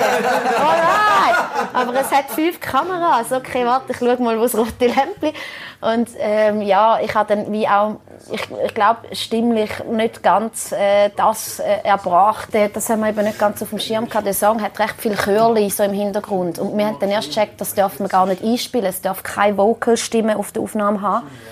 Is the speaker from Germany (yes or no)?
no; Switzerland; meiner Heimat, also Riechlingen, ist ein Ort, wo also einem fast die Augen schmelzen, so schön ist es. Also ich bin 20 Meter vom Rhein aufgewachsen